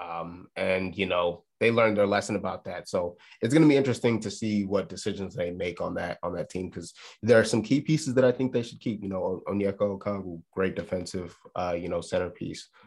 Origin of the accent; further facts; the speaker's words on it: Chicago, Illinois, United States; The Chicago, the Chicago Bulls, um, j, real quick on them. My, my hometown team